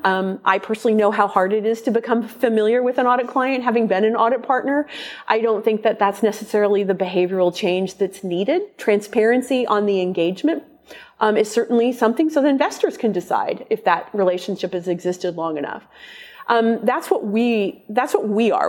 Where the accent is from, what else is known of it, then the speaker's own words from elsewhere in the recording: Omaha, Nebraska, United States; my hometown of Omaha